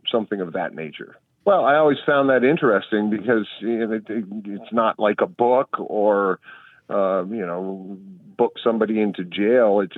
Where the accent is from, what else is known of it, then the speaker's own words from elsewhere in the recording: central Vermont, United States; when I was growing up in Vermont, uh, central Vermont